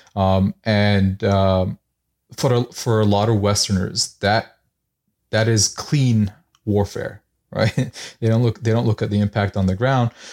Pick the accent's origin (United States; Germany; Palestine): Palestine; Gaza, Gaza Strip; moved away; I was born in Gaza, I have family there